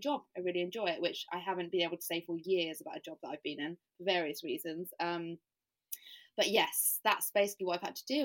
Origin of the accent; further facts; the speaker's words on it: United Kingdom; also born or lived in Southampton; now in London, United Kingdom; I'm from Britain